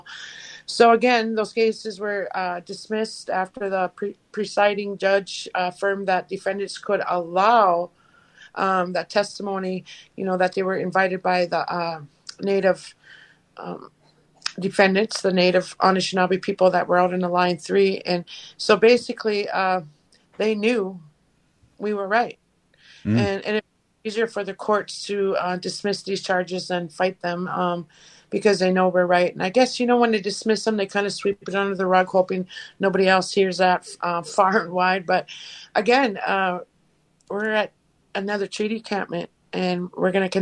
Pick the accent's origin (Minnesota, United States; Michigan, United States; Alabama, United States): Minnesota, United States; Leech Lake Reservation, northern; from the Leech Lake Reservation here in northern Minnesota